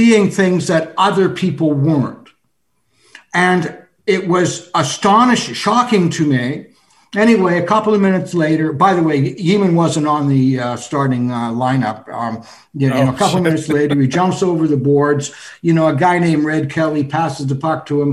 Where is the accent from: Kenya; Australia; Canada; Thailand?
Canada; Toronto, Ontario; I'm a Canadian. I'm from Toronto. Yeah. You know, that's my hometown